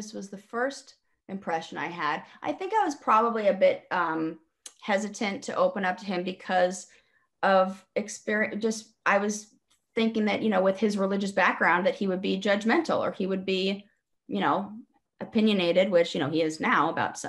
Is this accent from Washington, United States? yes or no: no; Los Angeles, California, United States; moved away as an adult; also born or lived in San Francisco / Brooklyn / England; I am born and raised in Los Angeles